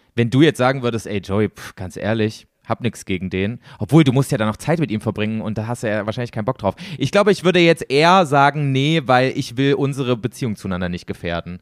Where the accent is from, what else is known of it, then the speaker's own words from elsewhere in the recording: Germany; accent: German; first language German; wir als Deutsche